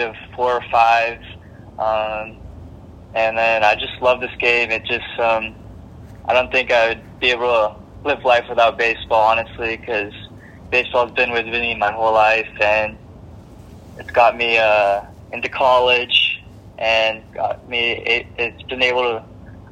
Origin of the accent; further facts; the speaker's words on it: Foster City, California, United States; moved away as an adult; also born or lived in Santa Barbara, California; my hometown, Foster City, California